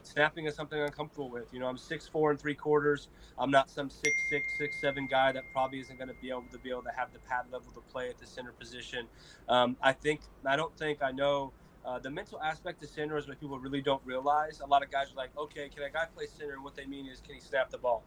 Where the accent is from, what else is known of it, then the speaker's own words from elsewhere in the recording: Colorado, United States; I grew up in Colorado